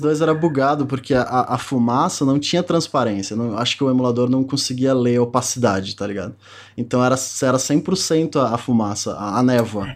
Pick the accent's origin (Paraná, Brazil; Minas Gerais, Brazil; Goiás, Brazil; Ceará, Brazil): Ceará, Brazil; also born or lived in Rio Grande do Sul; eu tinha oito anos que a gente se mudou do Rio Grande do Sul pro Ceará